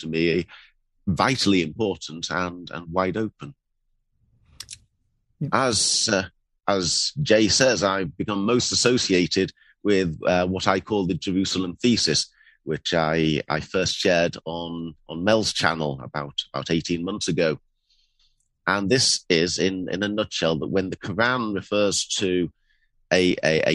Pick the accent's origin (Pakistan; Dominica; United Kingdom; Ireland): United Kingdom; Bradford, Yorkshire and the Humber; now in London, United Kingdom; my background is that I was born in Yorkshire, in Bradford